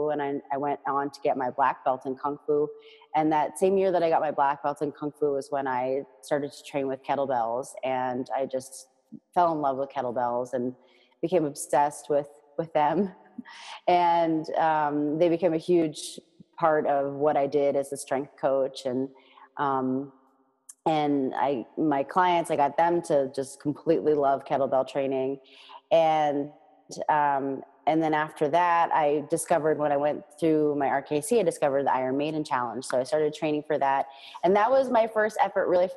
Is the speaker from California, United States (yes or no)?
no; Boston, Massachusetts, United States; also born or lived in Northern Virginia; I moved back to my hometown of Boston in 2009